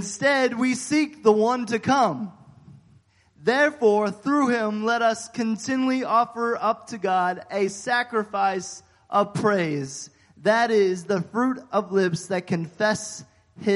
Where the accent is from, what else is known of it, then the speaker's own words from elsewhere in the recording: United States; now in Idaho, United States; I'm an American.